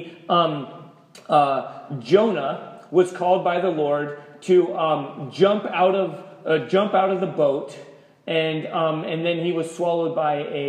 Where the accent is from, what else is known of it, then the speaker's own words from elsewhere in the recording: United States; We're American, we're Christian